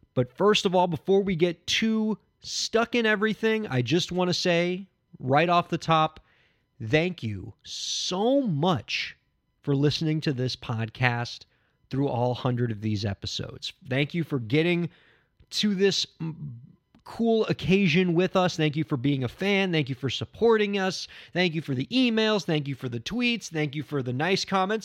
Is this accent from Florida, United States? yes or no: yes; Miami, Florida, United States; My hometown, Miami, Florida